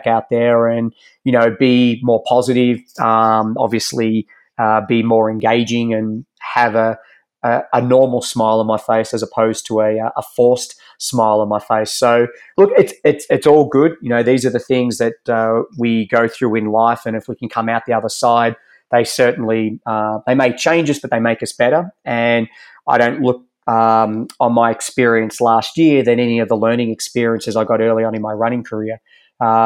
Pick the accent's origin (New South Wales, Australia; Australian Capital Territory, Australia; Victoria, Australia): Victoria, Australia; Geelong; moved away as an adult; also born or lived in Ballarat; now in Boulder, United States; where I'm from in Geelong